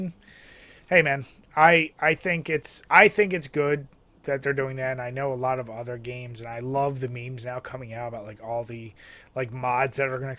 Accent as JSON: {"language": "English", "region": "New York", "country": "United States", "tie": "born or raised there", "said": "Like, no, I've just always loved them because I grew up in New York in this area, and I just love them."}